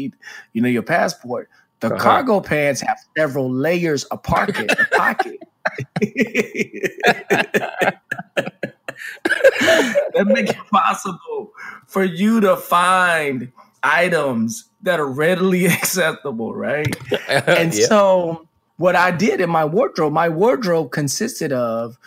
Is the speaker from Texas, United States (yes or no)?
yes; Dallas, Texas, United States; I was a guy from Dallas, Texas, grew up with starched jeans